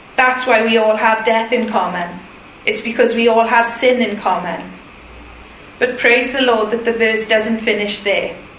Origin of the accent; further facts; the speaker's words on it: Welsh, Wales, United Kingdom; I'm Welsh